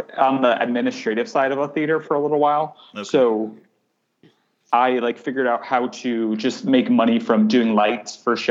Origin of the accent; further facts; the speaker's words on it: New Haven, Connecticut, United States; moved away as an adult; now in New York, United States; my hometown in New Haven